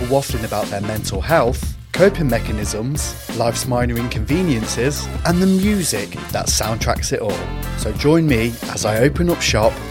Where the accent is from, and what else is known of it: Coventry, West Midlands, United Kingdom; born or raised there